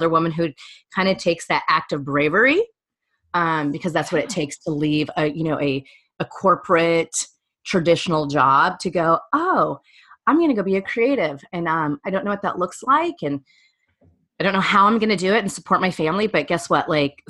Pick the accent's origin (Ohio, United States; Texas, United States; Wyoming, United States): Wyoming, United States; also born or lived in Philadelphia / New York City; now in Orlando, United States; that little like small town Wyoming girl growing up in coal country